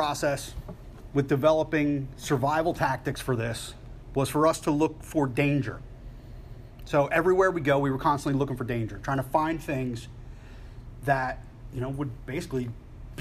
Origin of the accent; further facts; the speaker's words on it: Philadelphia, Pennsylvania, United States; I'm from Philly